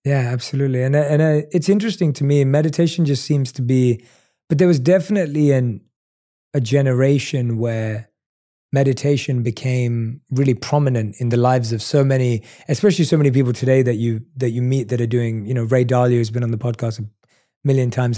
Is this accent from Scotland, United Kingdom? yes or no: no; London, United Kingdom; I was born and raised in London